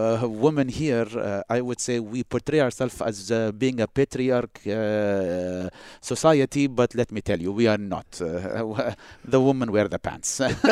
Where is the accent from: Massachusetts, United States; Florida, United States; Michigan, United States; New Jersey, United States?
Massachusetts, United States; Boston; whenever I went to New York to visit and I tell them I'm from Boston, I experienced it firsthand.